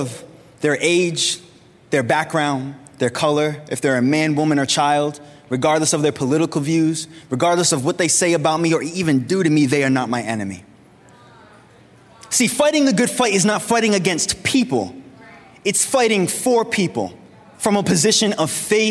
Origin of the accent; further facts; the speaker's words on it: United States; I'm a Christian, a follower of Jesus before I'm American